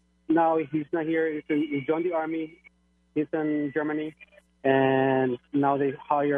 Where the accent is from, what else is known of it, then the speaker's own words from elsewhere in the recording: Mexico; moved away; Original from Mexico.